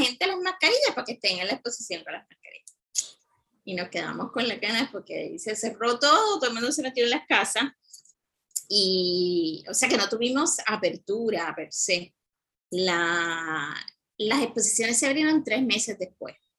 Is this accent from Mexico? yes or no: no; San Juan, Puerto Rico; yo me crié en Cupey